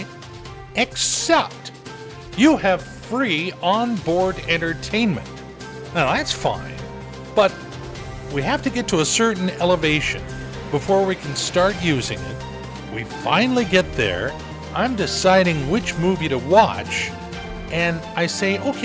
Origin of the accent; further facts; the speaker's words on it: Southern California, United States; now in Everett, United States; I was raised down in Southern California